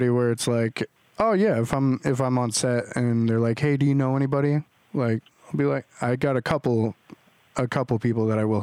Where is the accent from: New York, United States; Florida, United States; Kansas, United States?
Kansas, United States; now in Los Angeles, United States; I'm from Kansas and I moved out here.